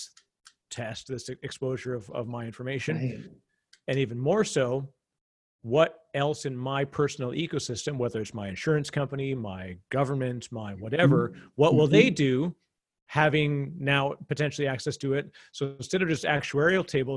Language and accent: English; Canada; as a Canadian